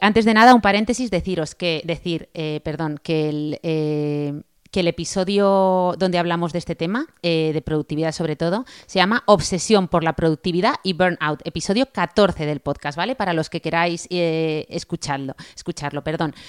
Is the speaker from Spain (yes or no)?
yes; Spain